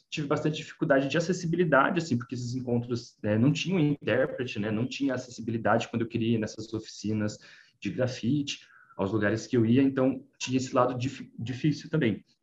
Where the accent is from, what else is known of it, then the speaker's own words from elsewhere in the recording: Rio de Janeiro, Brazil; Eu sou da periferia do Rio, então é, também tive dificuldade essa questão de sofrer preconceito, né, por eu ser por ser mudinho, por ser mudinho carioca ali da Vila do Rio.